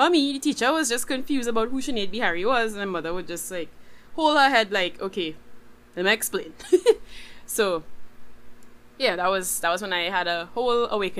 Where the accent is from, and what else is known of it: Trinidad & Tobago